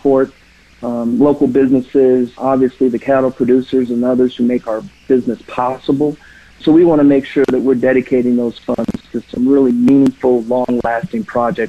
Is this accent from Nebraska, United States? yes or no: yes; Omaha, Nebraska, United States; In my home state, I'm a Benson High School graduate and a proud Cornhusker fan.